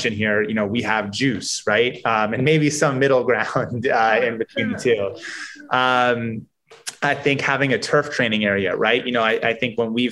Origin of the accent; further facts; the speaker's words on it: New York City, New York, United States; Grew up in Manhattan, went to high school in the Bronx